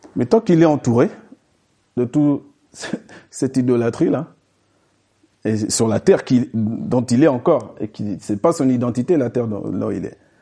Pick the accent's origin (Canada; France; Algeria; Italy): France; nous, on est français, donc ça nous est traduit dans notre langue française